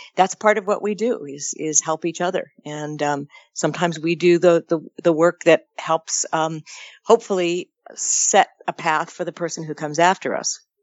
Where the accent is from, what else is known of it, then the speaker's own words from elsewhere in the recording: California, United States; As a Californian